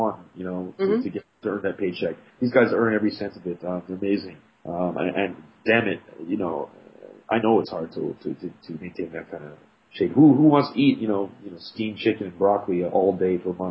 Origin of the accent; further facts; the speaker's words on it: Montreal, Quebec, Canada; first language English; I was raised here.